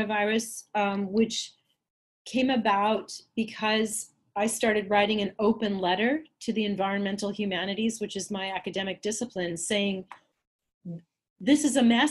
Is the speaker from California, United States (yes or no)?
yes; Los Angeles, California, United States; moved away; also born or lived in Minnesota; a girl growing up in Los Angeles